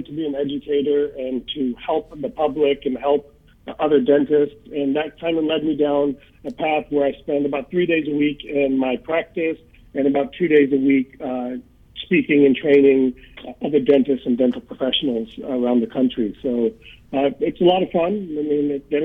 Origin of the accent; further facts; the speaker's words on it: United States; He was never able to practice here in the U.S., but we grew up in the Indian community